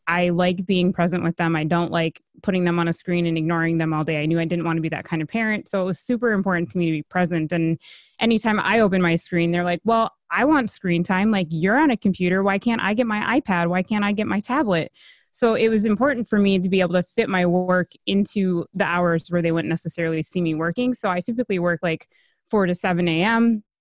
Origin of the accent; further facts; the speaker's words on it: Minnesota, United States; I'm from Minnesota.